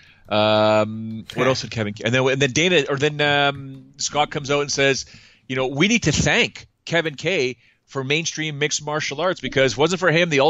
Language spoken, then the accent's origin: English; Toronto, Ontario, Canada; I'm born and raised in Toronto.